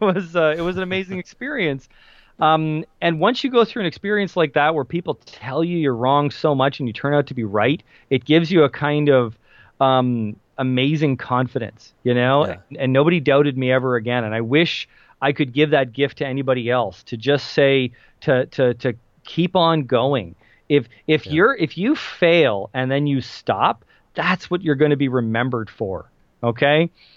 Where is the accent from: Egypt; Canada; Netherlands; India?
Canada; Kitchener, Ontario; he lived in Kitchener, Waterloo, Ontario, is where my hometown is, if anybody wants to look that up.